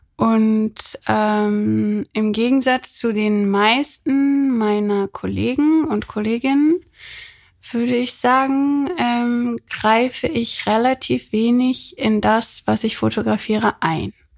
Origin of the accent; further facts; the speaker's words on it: Rhineland, Germany; moved away as an adult; also born or lived in Berlin; ich bin im Rheinland aufgewachsen